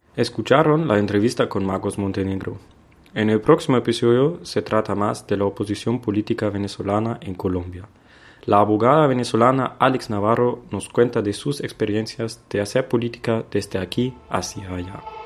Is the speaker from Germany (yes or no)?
yes; Germany; Spanish is a second language; moved away; respondo que soy de Alemania, del primer mundo, del, de Europa del Norte